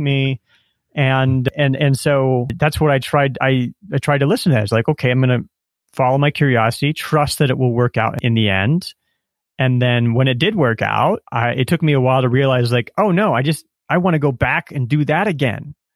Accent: Nebraska, United States; moved away as an adult; also born or lived in Silicon Valley; now in Colombia; growing up in Nebraska, pre-internet

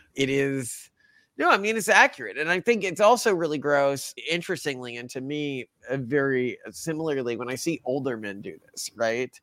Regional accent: Texas, United States; the areas I grew up in in Texas

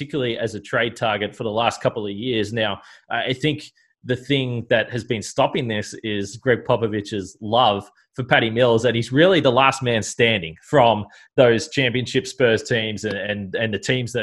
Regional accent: Australia; as an Australian

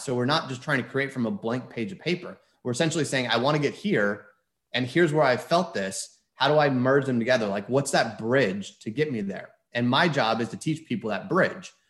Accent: Houston, Texas, United States; moved away as an adult; also born or lived in Philadelphia; I grew up in Houston

